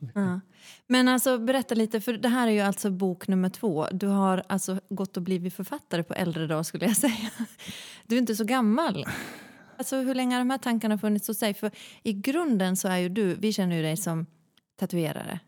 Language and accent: Swedish; Malå, Västerbotten County, Sweden; moved away; jag är från en liten kommun snarlik Nordanstigs kommun. Mm. Eh, en kommun som heter Malå